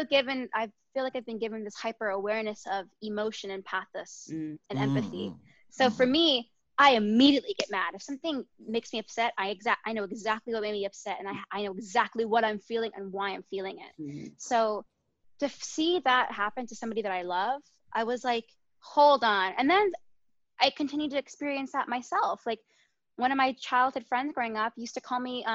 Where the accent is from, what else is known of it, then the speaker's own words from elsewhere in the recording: North Carolina, United States; also born or lived in San Diego, California; I didn't grow up in Texas, but I grew up in North Carolina